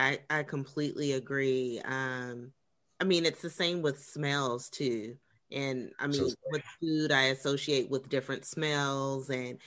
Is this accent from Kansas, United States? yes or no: no; California, United States; And even though I'm Californian, because I have Southern roots